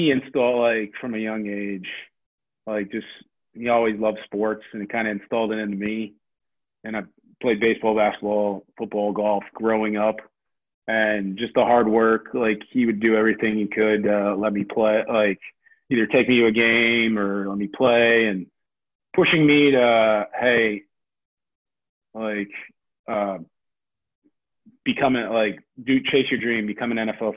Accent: Cleveland, Ohio, United States; I grew up in Cleveland

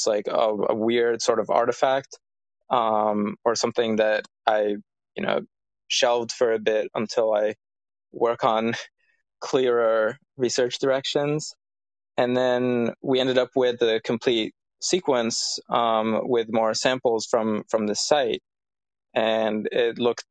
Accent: Cairo, Cairo Governorate, Egypt; I'm from Cairo, from a city.

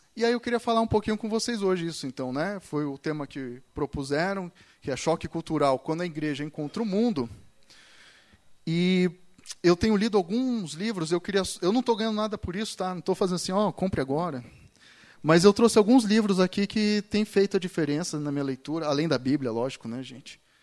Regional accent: São Paulo, Brazil; now in Curitiba, Brazil; eu cresci na igreja, eu cresci na igreja, eu nasci na igreja, né, em São Paulo

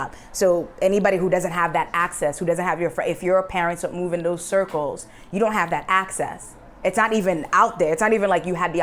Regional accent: New York City, New York, United States; I'm from Queens, New York City, very, like, we had all shades of all the colors in all the countries

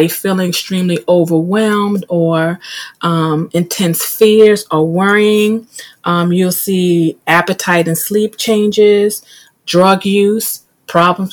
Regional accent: New York, United States; being in middle school growing up in New York

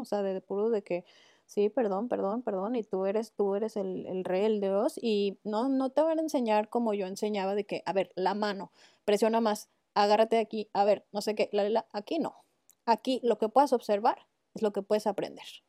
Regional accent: Mexico; moved away; soy mexicana

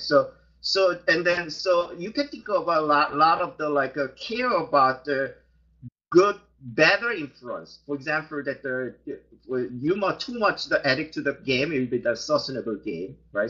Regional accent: South Korea; moved away; I, I am originally from South Korea

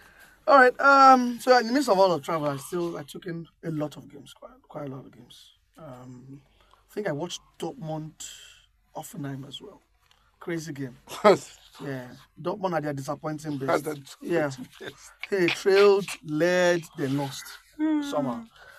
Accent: Nigeria; I'm Nigerian

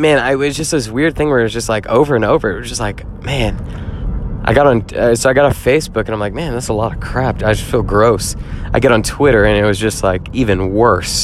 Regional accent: Jackson, Mississippi, United States; I grew up in Jackson, Mississippi

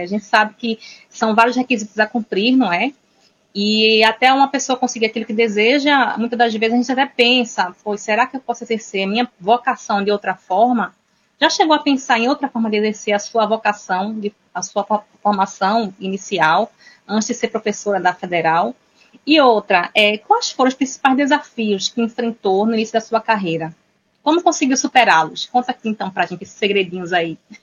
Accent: Recife, Pernambuco, Brazil; now in Portugal; vivo em Portugal já faz nove anos, sou também portuguesa, mas a alma é brasileira e recifense

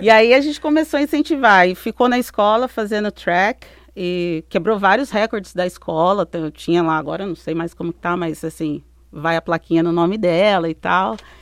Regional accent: interior of São Paulo, Brazil; moved away as an adult; also born or lived in Belgium; now in United States; eu, crescendo, eu sou do interior de São Paulo

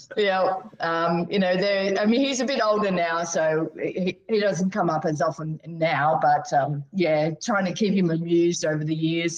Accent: Adelaide Hills, South Australia, Australia; also born or lived in Townsville / Bungendore; now in Barossa, Australia; we moved over to South Australia when I was about eight, and I actually grew up in the Adelaide Hills

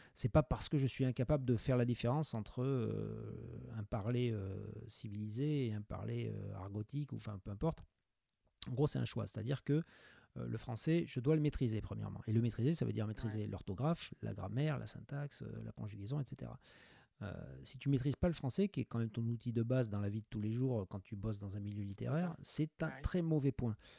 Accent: France; je suis un bon français

